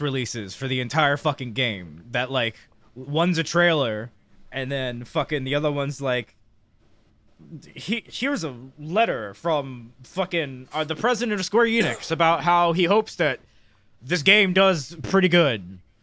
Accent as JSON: {"language": "English", "country": "United States", "said": "as an American"}